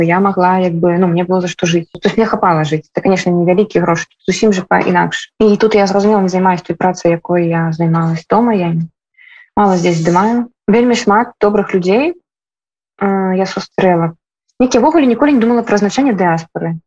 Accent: Belarus; now in Warsaw, Poland; мы беларусы

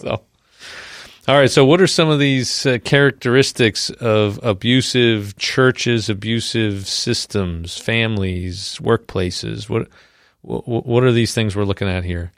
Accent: New York, United States; I'm from New York

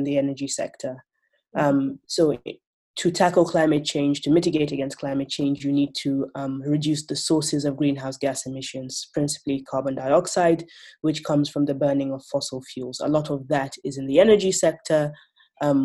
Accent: Nigeria; Nigeria, because I am from Nigeria

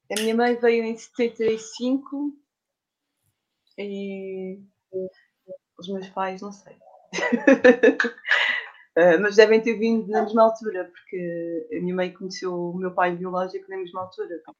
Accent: Lisbon area, Portugal; also born or lived in Cascais / Amadora / Camarate / Almada; Nasci em Cascais.

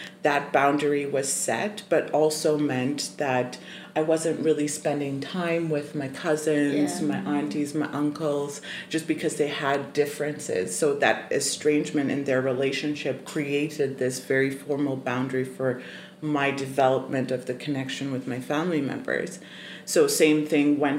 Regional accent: Zimbabwe; I was born and raised in Zimbabwe

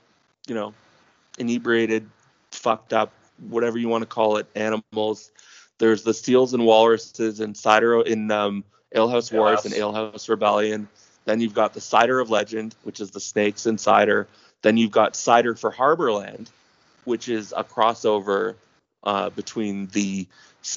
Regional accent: Toronto, Ontario, Canada; takes place in my hometown, and all the stuff I talk about are legit Toronto locations

